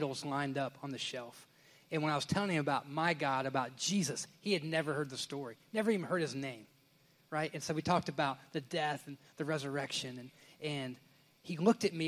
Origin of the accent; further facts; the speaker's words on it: Indiana, United States; moved away as an adult; now in Southern United States; I'm from Indiana